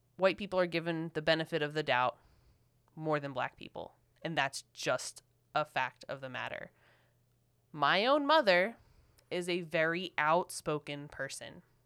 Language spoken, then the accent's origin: English; Philadelphia, Pennsylvania, United States